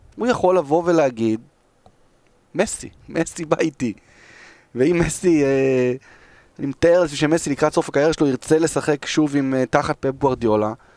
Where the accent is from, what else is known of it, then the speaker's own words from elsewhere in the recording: Israel; אנחנו ישראלים